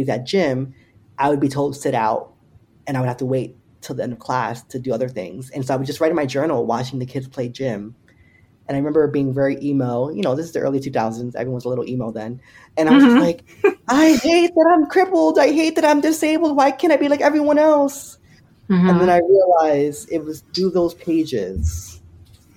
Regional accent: Paterson, New Jersey, United States; the city of Paterson, where I grew up in New Jersey

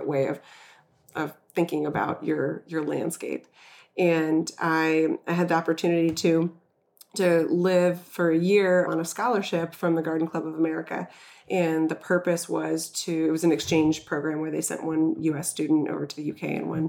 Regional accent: Florida, United States; now in Worcester, United States; I'm from Florida.

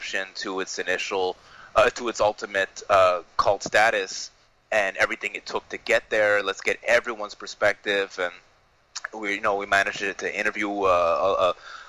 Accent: Canada; I'm Canadian

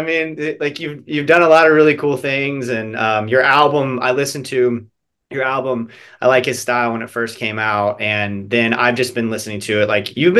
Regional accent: Central Florida, United States; also born or lived in Elizabethtown, Kentucky; Small town Kentucky, you know, like, sure. I was born there because there wasn't a hospital in the town that we lived in. And then I grew up in Central Florida, so. You know, it's interesting to me because I'm curious about what it was like growing up Jewish in the South, because I grew up Baptist in the South

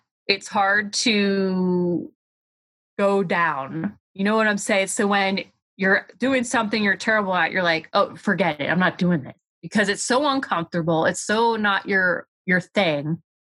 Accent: Pennsylvania, United States; And they also have respect for me too, because I come all the way from Pennsylvania.

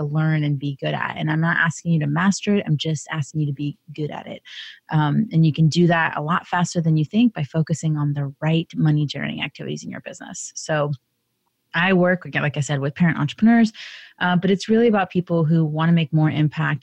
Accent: United States; I was born in the United States

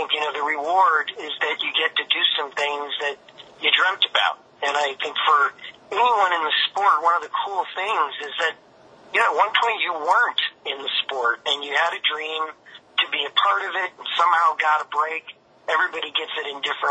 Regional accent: Chicago, Illinois, United States; moved away; I got a chance to work in my hometown for the White Sox

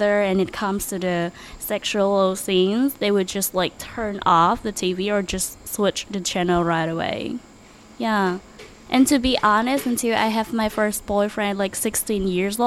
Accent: Ho Chi Minh City, Vietnam; I'm from Saigon, born and raised here in Saigon

